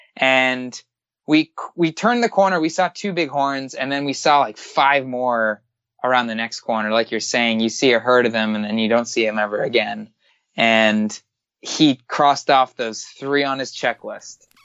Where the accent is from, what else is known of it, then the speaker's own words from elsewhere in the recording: Miami, Florida, United States; I'm from Miami